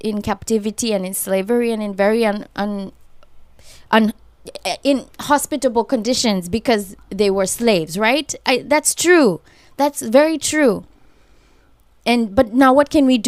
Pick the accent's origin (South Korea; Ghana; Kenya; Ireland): Kenya; moved away as an adult; now in Los Angeles, United States; I'm from Kenya.